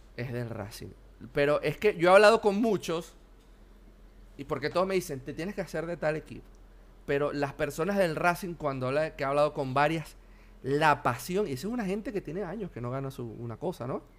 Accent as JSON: {"language": "Spanish", "region": "Anzoátegui", "country": "Venezuela", "also_born_or_lived": "Buenos Aires, Argentina", "moved": "as an adult", "lives_now": "Argentina", "said": "de donde soy yo, de Anzuategui"}